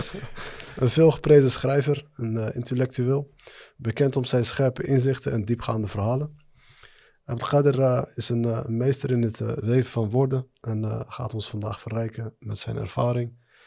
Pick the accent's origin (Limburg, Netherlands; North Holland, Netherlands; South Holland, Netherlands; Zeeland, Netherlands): South Holland, Netherlands; The Hague; ik ben opgegroeid in Den Haag